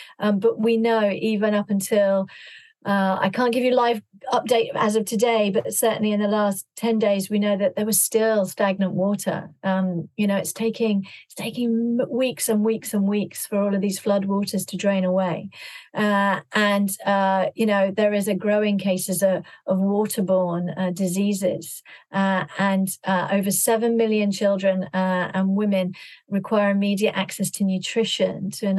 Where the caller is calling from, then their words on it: London, United Kingdom; I'm calling from London and just looking out the window.